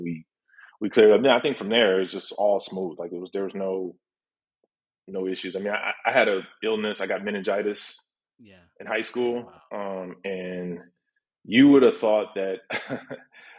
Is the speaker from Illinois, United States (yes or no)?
yes; Chicago, Illinois, United States; also born or lived in Detroit, Michigan; at about 9 or 10, we moved to Chicago